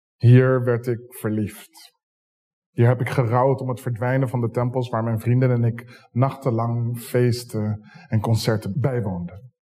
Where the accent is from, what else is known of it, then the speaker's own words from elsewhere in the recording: Zoetermeer, South Holland, Netherlands; now in Rotterdam, Netherlands; Opgroeiend in Zoetermeer